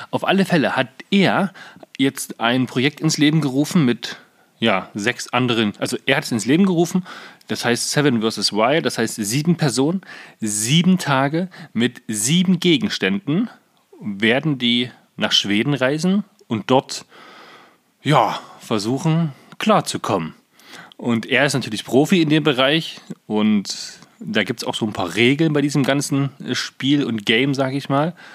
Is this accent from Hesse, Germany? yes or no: no; Saxony-Anhalt, Germany; gibt es einen jungen Mann aus Magdeburg, was ja quasi die Landeshauptstadt von Sachsen-Anhalt ist. Und wir sind ja aus Sachsen-Anhalt.